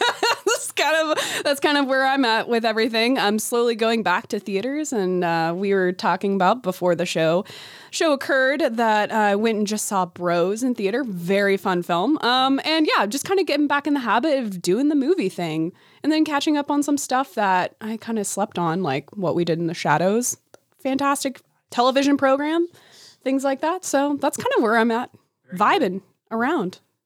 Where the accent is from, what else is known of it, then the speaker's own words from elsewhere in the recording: Chickasha, Oklahoma, United States; The theater in my hometown was like a barn in the middle of nowhere